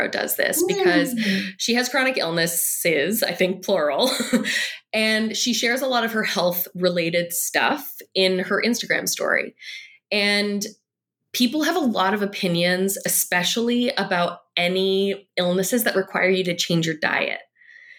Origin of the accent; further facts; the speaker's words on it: Canada; I'm Canadian.